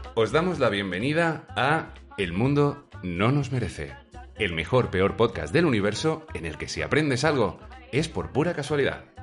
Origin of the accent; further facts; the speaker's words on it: Spain; Somos muy españoles y muchos españoles nosotros